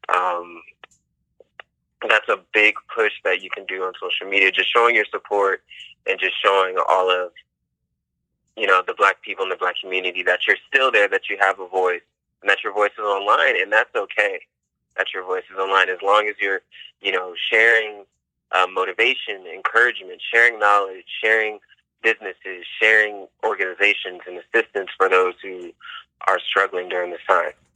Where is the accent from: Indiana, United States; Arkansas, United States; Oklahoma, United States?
Indiana, United States; My hometown is Indiana, so racism isn't something um, new, of course, especially coming from such a conservative state. That's something that I've seen. I've seen at a young age, um, just growing up there